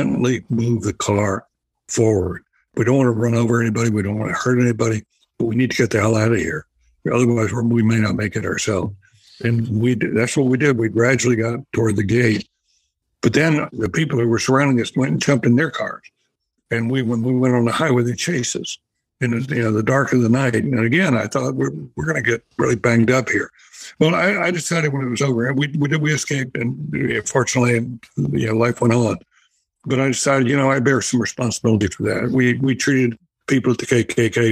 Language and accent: English; North Carolina, United States; moved away; my home state of North Carolina. I grew up in the South